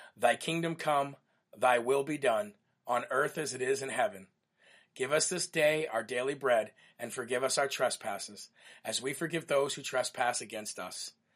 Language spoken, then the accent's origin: English; Illinois, United States; Illinois, which is my home state where I was born and raised